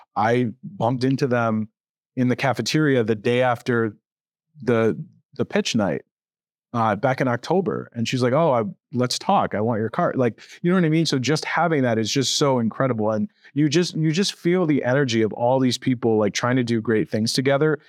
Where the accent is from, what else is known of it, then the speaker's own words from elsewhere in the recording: Connecticut, United States; moved away as an adult; now in Buffalo, United States; I'm not from Buffalo. I'm from Connecticut